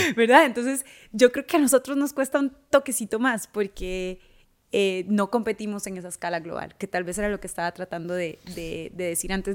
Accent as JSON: {"language": "Spanish", "country": "Costa Rica", "also_born_or_lived": "Los Angeles, United States", "moved": "as an adult", "said": "mi historia como tica, de dónde vengo, de dónde soy"}